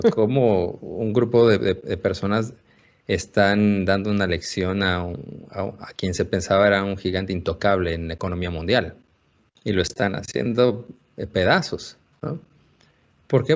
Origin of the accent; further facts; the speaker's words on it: Mexico; en el laboratorio de investigación que tenemos, somos todos mexicanos